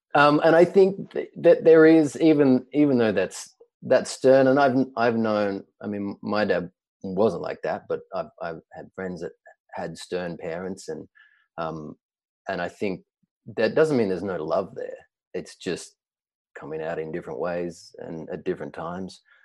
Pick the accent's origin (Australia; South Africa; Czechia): Australia; moved away as an adult; now in New York, United States; I'm Australian originally